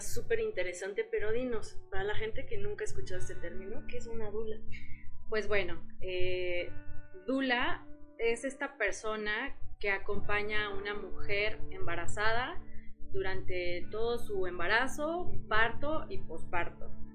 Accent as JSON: {"language": "Spanish", "region": "Morelos", "country": "Mexico", "moved": "yes", "lives_now": "Querétaro, Mexico", "said": "yo soy de Morelos, pero llegué aquí en Querétaro hace muchos años"}